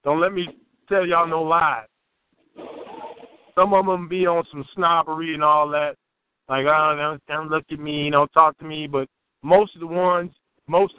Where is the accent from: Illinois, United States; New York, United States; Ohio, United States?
Illinois, United States; Chicago; I'm from Chicago